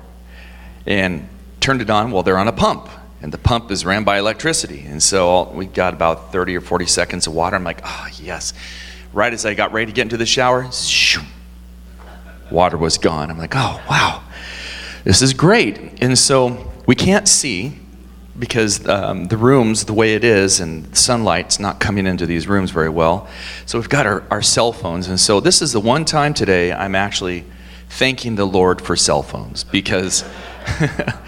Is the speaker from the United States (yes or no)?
yes; Portland, Oregon, United States; moved away as an adult; also born or lived in Montana; I was born and raised in Portland